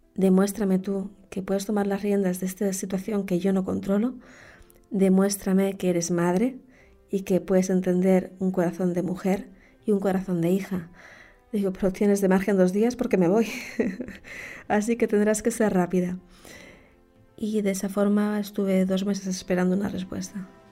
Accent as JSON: {"language": "Spanish", "region": "Canary Islands", "country": "Spain", "tie": "born or raised there", "also_born_or_lived": "Madrid", "said": "He vivido toda mi vida en Canarias, aunque nací en Madrid"}